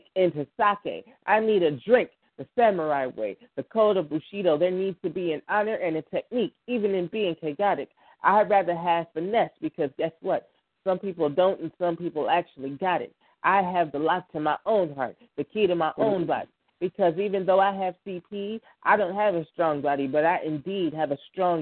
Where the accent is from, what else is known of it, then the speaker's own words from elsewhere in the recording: Buffalo, New York, United States; I am from Buffalo, New York, 716